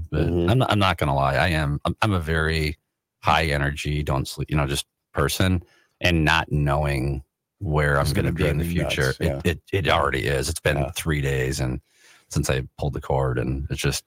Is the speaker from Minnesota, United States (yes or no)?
yes; Rosemount, Minnesota, United States; also born or lived in St. Paul, Minnesota; when I was a kid, we moved out to the Bermuda Triangle of the South Metro, right, where Lakeville, Apple Valley, and Rosemont all meet.